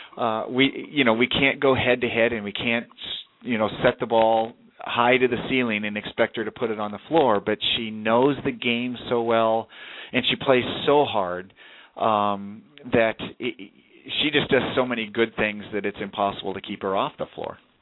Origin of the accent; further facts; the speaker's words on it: Southern California, United States; moved away; I grew up in Southern California